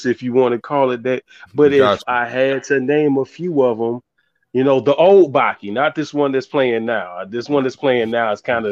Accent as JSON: {"language": "English", "town": "Savannah", "region": "Georgia", "country": "United States", "moved": "yes", "lives_now": "Fayetteville, United States", "said": "I'm originally from Savannah, Georgia, but I live in Fayetteville, North Carolina now"}